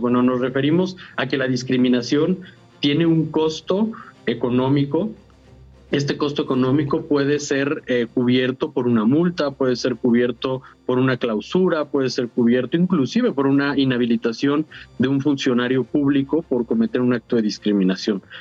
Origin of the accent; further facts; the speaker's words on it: Mexico; son parte de nuestra identidad como mexicanos